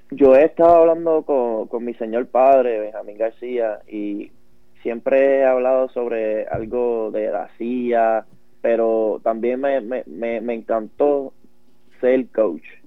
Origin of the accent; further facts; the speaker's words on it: Puerto Rico; yo soy eh, originalmente de Cabo, Puerto Rico